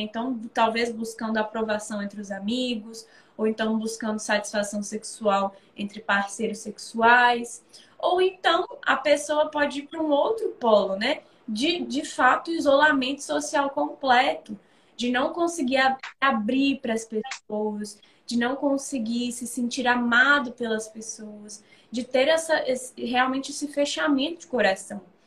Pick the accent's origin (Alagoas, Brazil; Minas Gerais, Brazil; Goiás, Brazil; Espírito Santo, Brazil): Espírito Santo, Brazil; Sou aqui do Espírito Santo